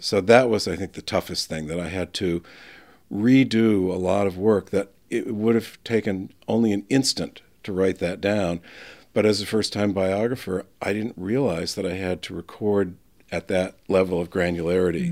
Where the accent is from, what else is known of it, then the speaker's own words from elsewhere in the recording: northern New Hampshire, United States; also born or lived in Boston, Massachusetts / Hingham, Massachusetts; I went home to tell my parents about it in northern New Hampshire